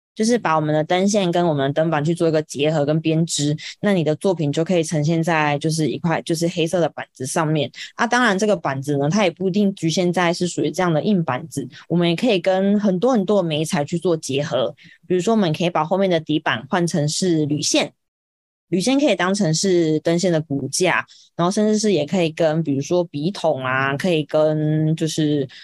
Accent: Kaohsiung, Taiwan; 因为我是高雄人，所以我就是选择要留在高雄工作，所以我就是找到了现在的就是村上设计的公司

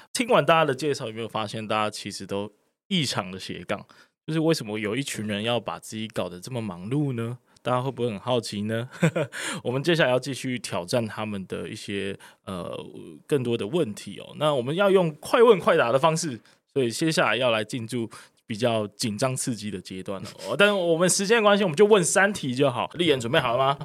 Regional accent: Kaohsiung, Taiwan; 身为高雄人之耻

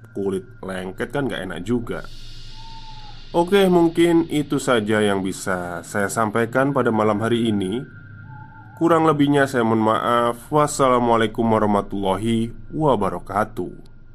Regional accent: Java, Indonesia

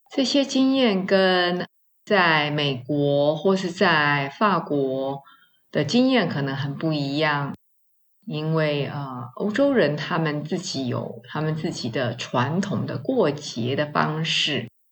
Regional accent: Taiwan; 我们华人，我们台湾人哦，过年蛮简单的

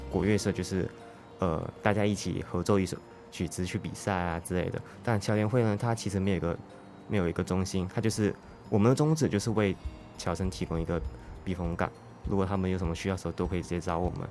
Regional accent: Malaysia; moved away as an adult; now in Taiwan; 我是来自马来西亚

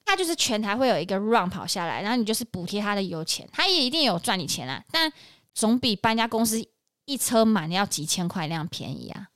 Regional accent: Banqiao, New Taipei, Taiwan; 我的老家板桥

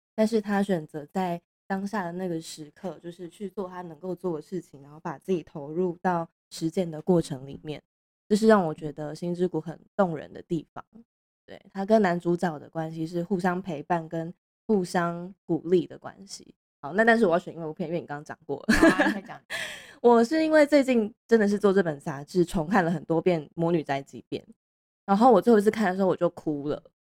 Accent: Pingtung County, Taiwan; moved away; 因为我是屏东人啦

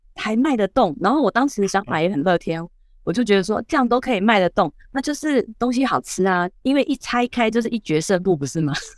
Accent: southern Taiwan, Taiwan; 我是南部人

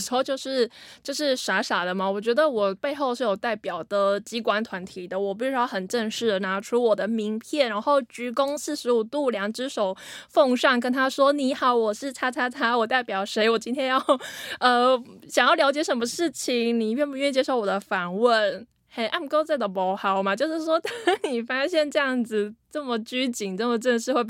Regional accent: central Taiwan, Taiwan; 可是因为我那个腔调吼，就是可能有些块蓝调，可能有有被北部影响到，还怎么样？就是我回去中部的时候，乡亲都会说

